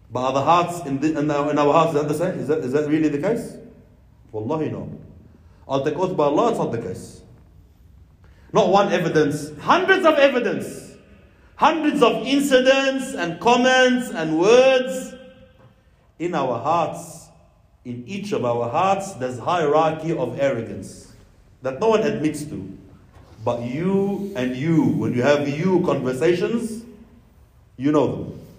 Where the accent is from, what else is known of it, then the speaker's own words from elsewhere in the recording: Pakistan; You know, I'm you know, I'm from Pakistan.